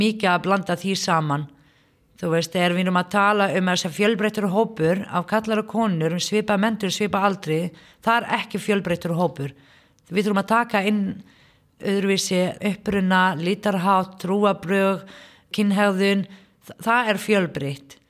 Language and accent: Icelandic; Palestine; Icelandic is a second language; moved away as an adult; now in Iceland; ég kem frá Palestínu fer í, í háskólanum hérna á Íslandi en þú veist, er, fór ekki grunnskóla